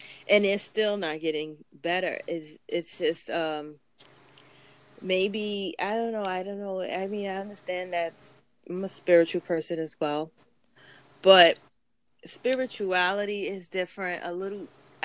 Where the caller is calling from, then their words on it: New York City, New York, United States; …. …'s calling from Australia, and I'm calling from Brooklyn, New York.